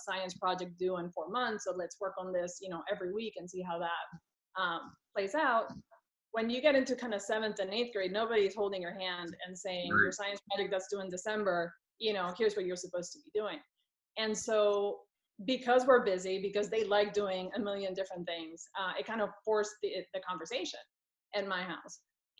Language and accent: English; Puerto Rico; now in California, United States; I am from Puerto Rico originally, and right now I live in California.